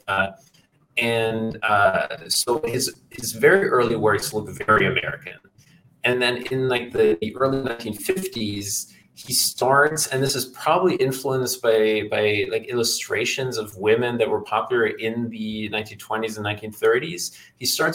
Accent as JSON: {"language": "English", "country": "Germany", "said": "I'm from Germany"}